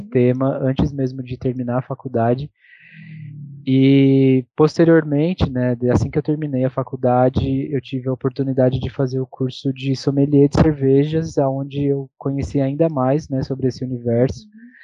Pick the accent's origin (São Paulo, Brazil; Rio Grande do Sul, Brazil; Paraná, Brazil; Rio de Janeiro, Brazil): São Paulo, Brazil; Campos do Jordão; moved away; eu tive que voltar para Campos do Jordão, que é a minha cidade natal